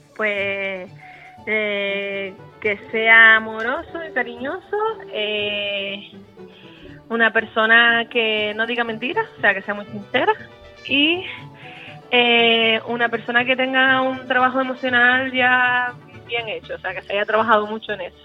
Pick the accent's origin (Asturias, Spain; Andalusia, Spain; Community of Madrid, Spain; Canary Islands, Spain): Canary Islands, Spain; Santa Cruz de Tenerife; nosotras venimos de un barrio muy humilde, del barrio de Añaza, bueno, también nos criamos en La Cuesta y en el barrio de Salud